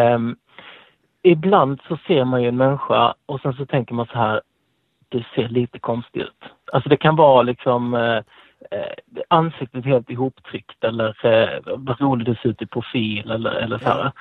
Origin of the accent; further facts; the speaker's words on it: Blekinge, Sweden; now in Skåne, Sweden; jag kommer ju egentligen från Blekinge